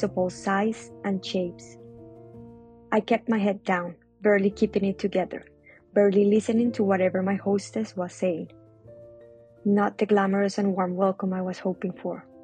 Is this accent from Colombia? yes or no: yes; Colombia; English is a second language; moved away as an adult; now in Melbourne, Australia; I'm from Colombia